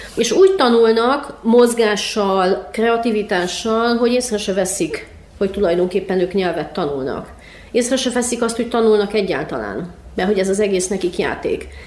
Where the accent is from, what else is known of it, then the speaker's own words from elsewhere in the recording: Cluj-Napoca, Cluj County, Romania; én Kolozsváron nőttem fel, és én jártam román iskolába is